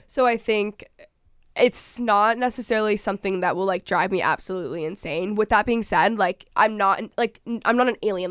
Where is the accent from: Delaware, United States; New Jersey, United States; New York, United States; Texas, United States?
Texas, United States; Dallas; moved away as an adult; I'm from Dallas, I'm from Texas originally